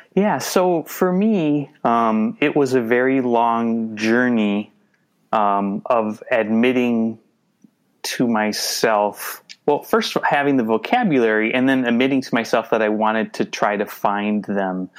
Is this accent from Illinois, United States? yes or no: no; suburban Twin Cities, Minnesota, United States; also born or lived in New Hope, Minnesota / Bloomington, Minnesota; I grew up in uh, the suburban Twin Cities. I grew up in uh, New Hope, uh, Minnetonka, Bloomington, and now I live in uh, Minneapolis